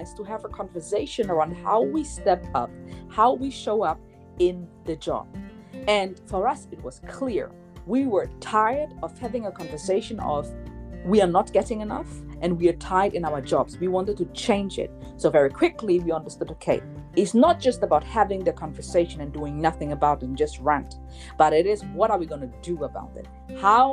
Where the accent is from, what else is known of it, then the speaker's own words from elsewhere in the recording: Germany; moved away as an adult; now in Switzerland; I was born and raised in Germany.